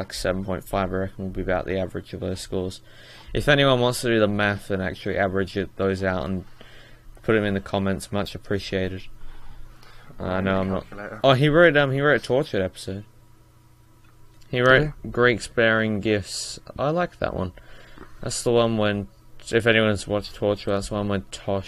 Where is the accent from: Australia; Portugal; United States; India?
Australia; I'm Australian